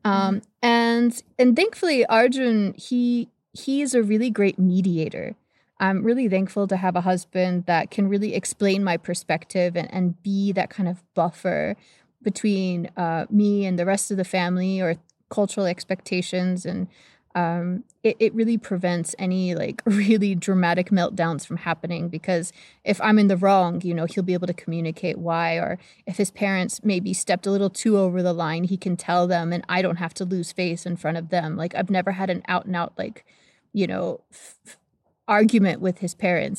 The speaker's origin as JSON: {"language": "English", "country": "United States", "tie": "born or raised there", "said": "growing up in the States"}